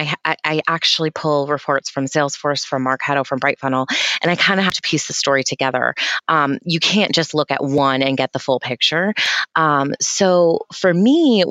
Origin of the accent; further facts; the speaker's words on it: New Hampshire, United States; I'm from New Hampshire